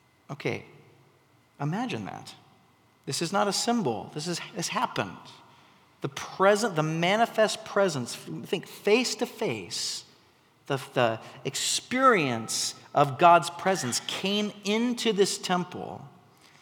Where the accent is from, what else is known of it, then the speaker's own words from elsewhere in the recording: McMinnville, Oregon, United States; moved away; I grew up in McMinnville